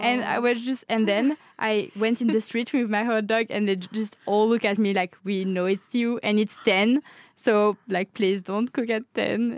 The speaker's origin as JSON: {"language": "English", "region": "Normandy", "country": "France", "also_born_or_lived": "Paris, France", "second_language": "English", "moved": "as an adult", "lives_now": "Norway", "said": "I'm from Normandy in France"}